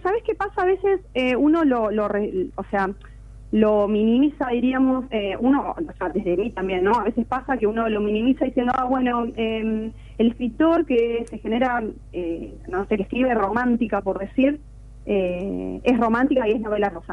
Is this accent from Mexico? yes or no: no; Argentina; nos tocan como, como argentinos